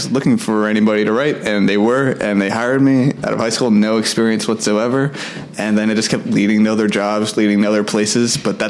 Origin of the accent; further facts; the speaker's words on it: Washington, District of Columbia, United States; moved away as an adult; also born or lived in Michigan; now in Los Angeles, United States; I am from Washington, D.C., and, I moved out here about 3 years ago.